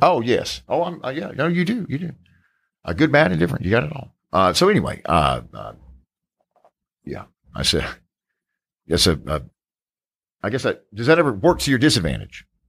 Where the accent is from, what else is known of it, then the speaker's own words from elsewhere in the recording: Charlotte, North Carolina, United States; just outside of, uh, of Charlotte, North Carolina, my hometown.